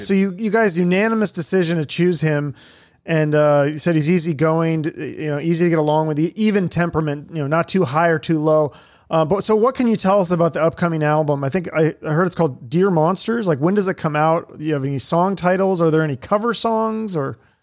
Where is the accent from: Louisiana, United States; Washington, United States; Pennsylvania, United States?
Washington, United States; Seattle; now in Phoenix, United States; I'm from Seattle